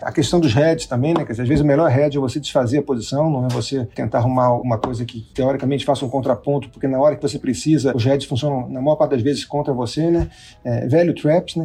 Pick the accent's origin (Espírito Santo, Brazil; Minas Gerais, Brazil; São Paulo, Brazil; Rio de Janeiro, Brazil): Rio de Janeiro, Brazil; Sou carioca também